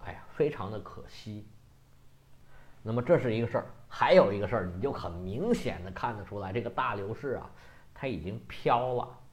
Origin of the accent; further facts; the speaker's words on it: China; 我们中国人